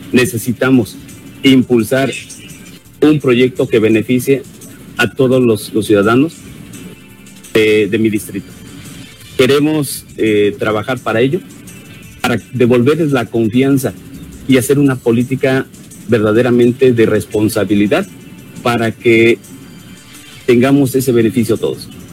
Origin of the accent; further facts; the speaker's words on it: Tetelcingo, Morelos, Mexico; mi pueblo del Tetelcingo